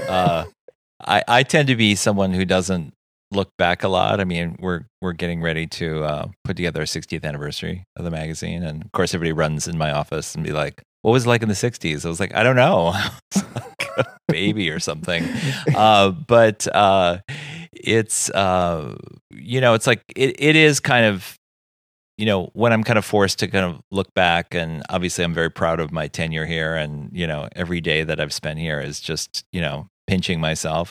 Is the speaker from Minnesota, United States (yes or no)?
yes; Saint Paul, Minnesota, United States; moved away as an adult; also born or lived in New York City; growing up in Saint Paul, I always had eyes on Minneapolis and then, of course, New York City